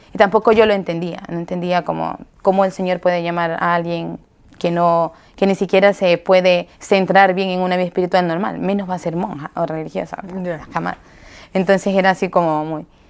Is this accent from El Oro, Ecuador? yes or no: no; Chone, Manabí, Ecuador; yo soy de Ecuador, de Chone, de la provincia de Manabí